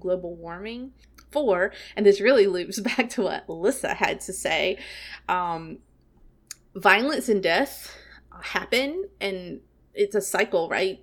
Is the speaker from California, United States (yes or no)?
no; South Carolina, United States; That's how I grew up. I'm from South Carolina, and uh, it's just what we say there.